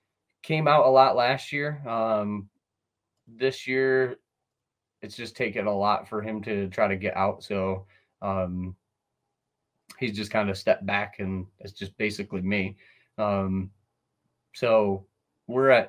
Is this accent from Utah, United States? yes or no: no; Sidney, New York, United States; born and raised on the Susquehanna